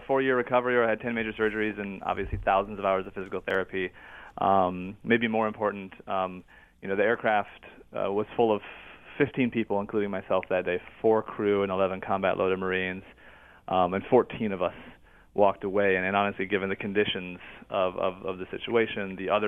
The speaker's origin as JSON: {"language": "English", "region": "Illinois", "country": "United States", "tie": "born or raised there", "moved": "yes", "said": "I was literally working as an arborist in my hometown in Illinois"}